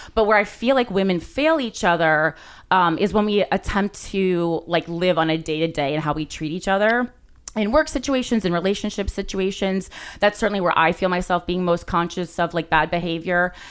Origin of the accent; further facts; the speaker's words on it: New Jersey, United States; I am from New Jersey